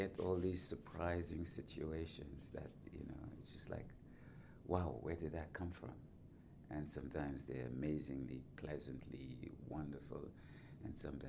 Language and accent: English; Trinidad & Tobago; also born or lived in United Kingdom / United States / Canada / Germany; But deep down, I feel like I'm a Trinidadian. But ironically, when I go back to Trinidad, some people say to me, are you from here?